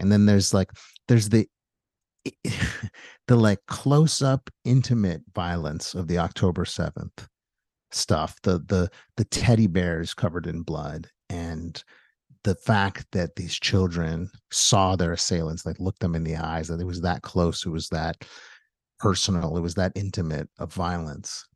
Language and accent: English; United States; as an American and as a Jew